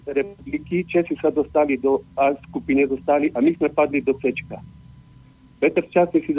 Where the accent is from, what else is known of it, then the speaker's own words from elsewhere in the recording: Slovakia; Ja som vyrástol ako chlapec na Golonkovi